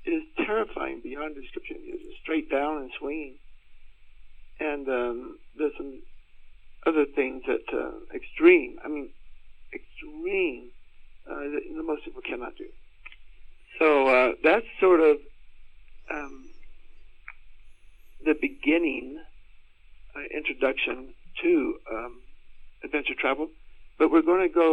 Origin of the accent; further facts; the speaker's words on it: United States; also born or lived in Austin, Texas; I was born and raised in the Tornado Alley in the U.S.